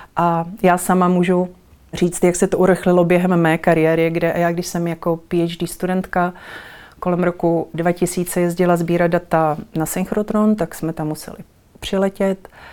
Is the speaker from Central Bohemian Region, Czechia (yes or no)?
yes; Kralupy nad Vltavou, Central Bohemian Region, Czechia; jsem se dostala do divadelního souboru v Kralupech, to je moje rodné město